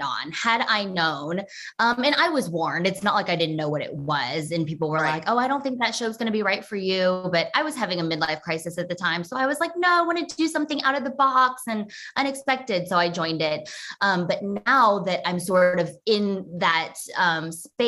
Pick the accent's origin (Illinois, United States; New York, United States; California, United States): New York, United States; now in Texas, United States; I grew up in New York.